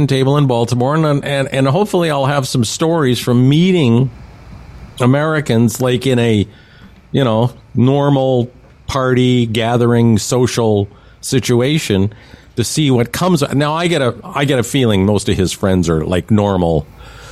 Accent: Canada; as a Canadian

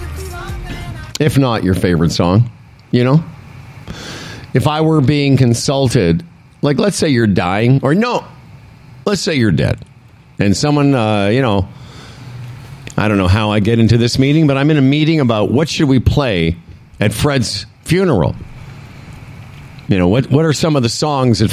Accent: Moose Jaw, Saskatchewan, Canada; born or raised there; now in Ontario, Canada

